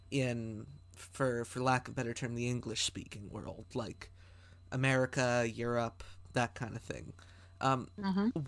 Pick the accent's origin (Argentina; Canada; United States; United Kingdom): Canada; Well, I'm Canadian